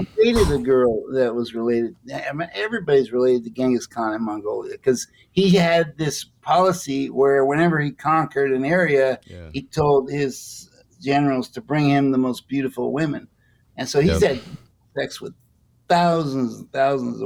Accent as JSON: {"language": "English", "country": "United States", "tie": "born or raised there", "said": "I grew up in America"}